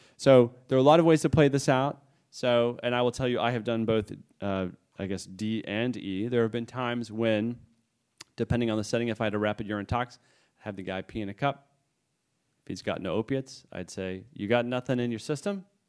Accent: New England, United States; I come from New England

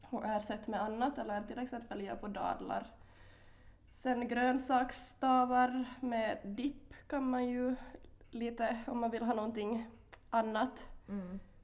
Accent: Korsholm, Ostrobothnia, Finland; also born or lived in Vaasa; jag kommer från eh, Korsholm, mm. eller Vasa, mm. mm. bor i Vasa för tillfället.

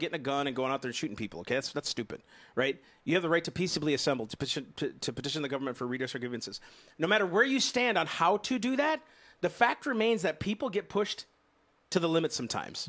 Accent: United States; I'm an American and I love this nation

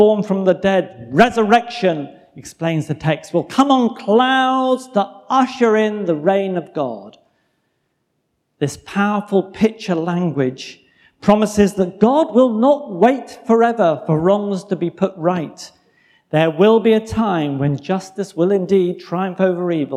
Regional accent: England, United Kingdom; moved away as an adult; now in United States; I don't come from Mississippi or even from Virginia. I am indeed an Englishman

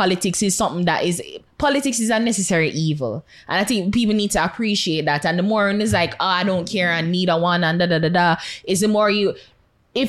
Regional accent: Jamaica; as a Jamaican and as a citizen of this country

